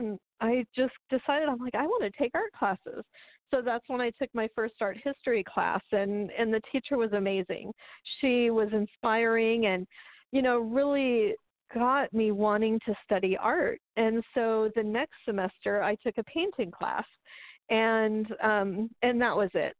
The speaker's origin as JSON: {"language": "English", "area": "Antelope Valley", "region": "California", "country": "United States", "tie": "born or raised there", "also_born_or_lived": "Texas / Northridge, California", "said": "I grew up in the desert, in the high desert up there"}